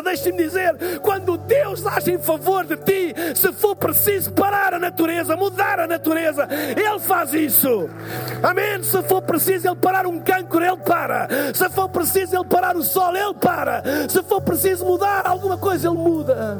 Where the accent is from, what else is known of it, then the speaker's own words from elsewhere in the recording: Portugal; eu sou de Portugal